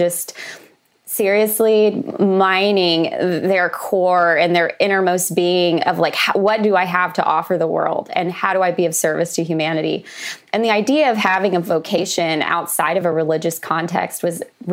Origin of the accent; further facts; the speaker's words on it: Oklahoma, United States; moved away as an adult; also born or lived in Los Angeles; I grew up in Oklahoma, which is a landlocked state